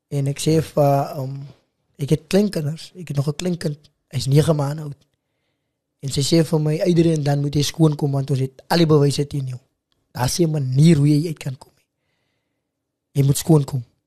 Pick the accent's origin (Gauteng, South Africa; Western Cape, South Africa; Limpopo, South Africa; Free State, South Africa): Western Cape, South Africa; Macassar; also born or lived in Stellenbosch; waar ek groot geword het in Makassa